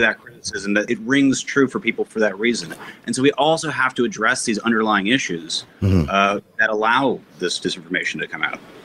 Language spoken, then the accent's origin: English; New York, United States; I grew up in New York